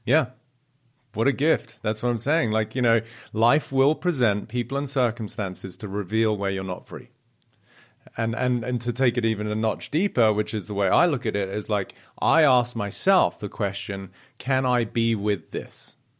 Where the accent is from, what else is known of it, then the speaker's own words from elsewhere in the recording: South East England, United Kingdom; I grew up in Southeast England, and I was, uh, only child